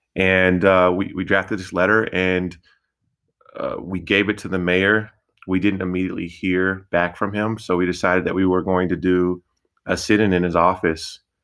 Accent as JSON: {"language": "English", "town": "Denver", "region": "Colorado", "country": "United States", "said": "I'm from the Denver community"}